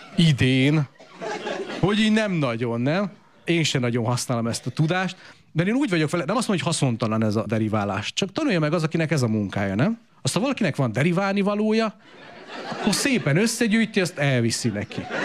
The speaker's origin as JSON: {"language": "Hungarian", "country": "Romania", "tie": "born or raised there", "said": "én 82-ben születtem, Romániába, kommunizmusba"}